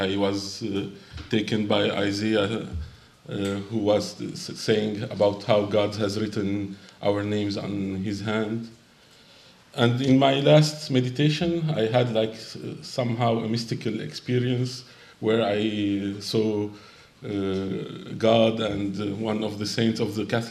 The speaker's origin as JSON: {"language": "English", "town": "Aleppo", "region": "Aleppo Governorate", "country": "Syria", "said": "I'm Syrian from Aleppo in the northern part of Syria."}